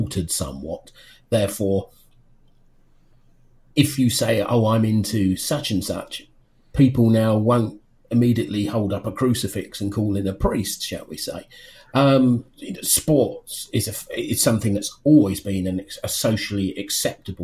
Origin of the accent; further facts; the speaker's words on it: United Kingdom; I'm a man who's nearly 51. I'm British.